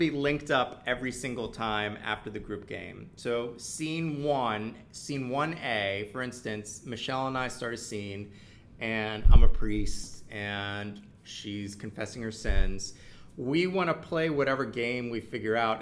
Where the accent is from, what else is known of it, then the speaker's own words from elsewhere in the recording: Washington, District of Columbia, United States; moved away as an adult; also born or lived in San Francisco Bay Area, California; now in New York, United States; Born in the Bay Area, but I don't claim it. Okay. I'm from Washington area.